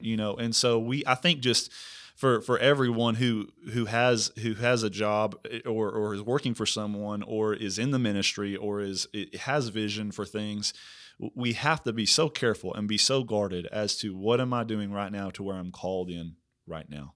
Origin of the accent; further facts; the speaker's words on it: Prague, Oklahoma, United States; now in Missouri, United States; I'm actually from Oklahoma